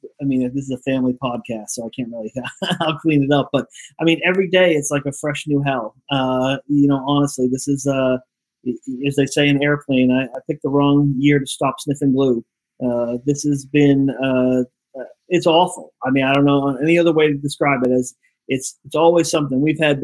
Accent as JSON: {"language": "English", "region": "Northeast", "country": "United States", "tie": "born or raised there", "said": "Zoli's is a lot more heavier, and it's a lot more what I grew up with in the Northeast."}